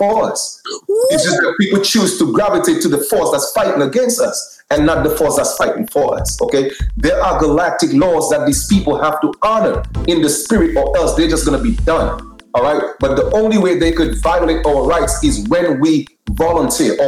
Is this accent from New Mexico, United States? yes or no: no; New York City, New York, United States; I grew up in Brooklyn